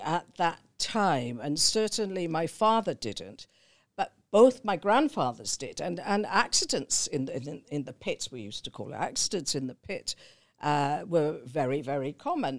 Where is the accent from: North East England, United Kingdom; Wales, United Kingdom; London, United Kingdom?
Wales, United Kingdom; Newbridge; moved away; I was born in South Wales in a Welsh mining valley, uh, called Newbridge